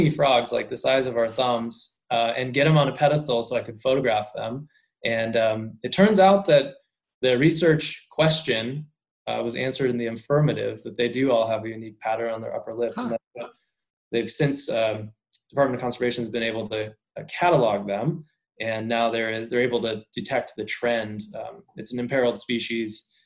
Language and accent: English; Maryland, United States; moved away; also born or lived in Colorado; So I grew up in Maryland, suburban Maryland